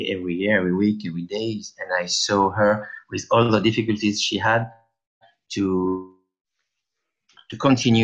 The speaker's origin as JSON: {"language": "English", "country": "France", "accent": "French", "second_language": "English", "said": "with my French accent"}